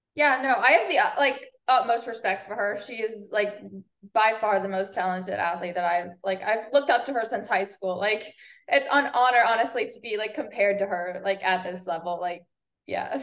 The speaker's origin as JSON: {"language": "English", "region": "Northeast", "country": "United States", "tie": "born or raised there", "moved": "as an adult", "lives_now": "Florida, United States", "said": "I'm born and raised in Northeast."}